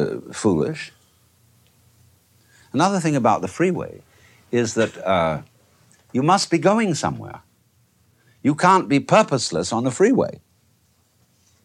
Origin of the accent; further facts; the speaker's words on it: England, United Kingdom; moved away; I, being an Englishman by origin, I have been brought up to preserve fairly good manners